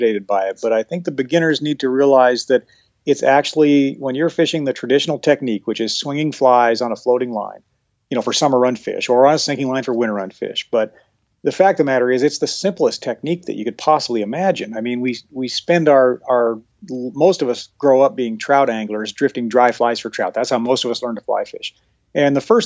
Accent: Henry's Fork, Idaho, United States; when I grew up on the Henry's Fork

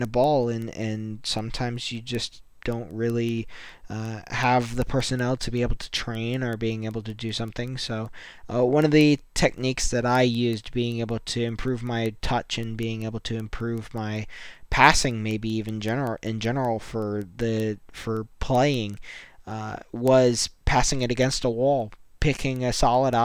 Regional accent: United States; I'm super happy being an American

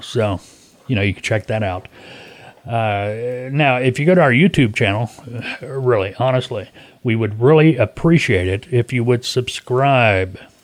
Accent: Arkansas, United States; I was raised here in Arkansas

